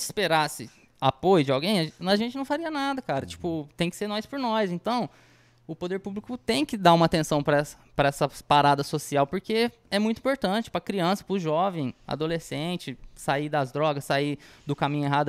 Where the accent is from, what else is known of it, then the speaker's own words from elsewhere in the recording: Batatais, São Paulo, Brazil; a gente é de Batatais